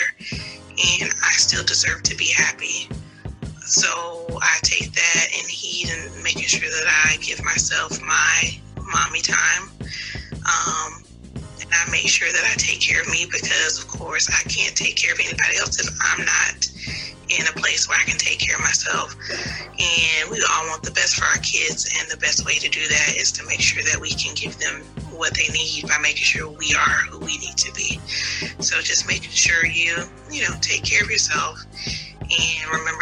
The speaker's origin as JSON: {"language": "English", "town": "Warner Robins", "region": "Georgia", "country": "United States", "said": "I am from Warner Robins, Georgia"}